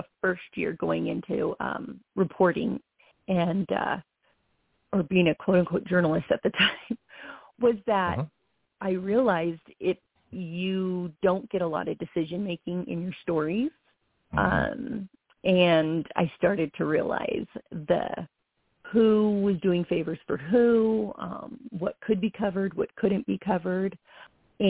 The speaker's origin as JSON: {"language": "English", "town": "Los Angeles", "region": "California", "country": "United States", "said": "I'm originally from Los Angeles"}